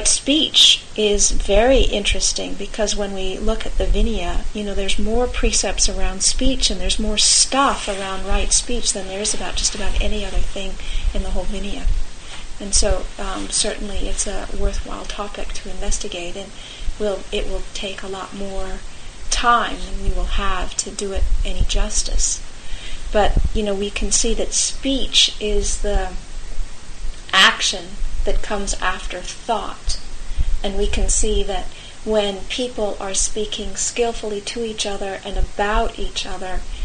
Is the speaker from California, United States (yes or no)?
yes; California, United States; I come from California